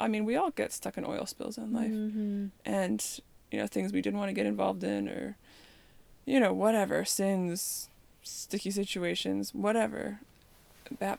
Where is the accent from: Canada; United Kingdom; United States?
Canada; growing up in Canada, where, you know, when it's like negative 40